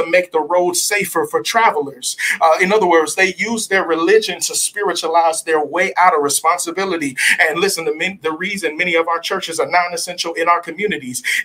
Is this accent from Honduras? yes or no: no; Southern California, United States; I'm from Southern California.